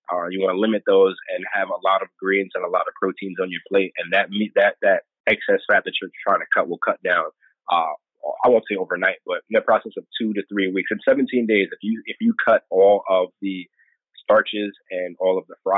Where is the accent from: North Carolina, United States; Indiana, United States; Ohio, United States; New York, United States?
New York, United States; So growing up in New York, man, you love sandwich.